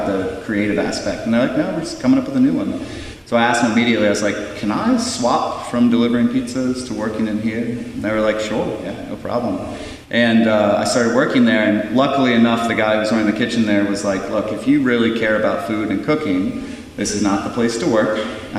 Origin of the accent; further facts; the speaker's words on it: Virginia, United States; the way that I grew up too in Virginia